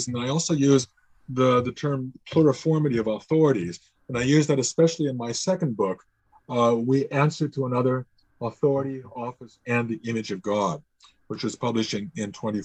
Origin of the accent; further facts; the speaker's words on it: Chicago, Illinois, United States; moved away as an adult; now in Canada; I grew up in the Chicago area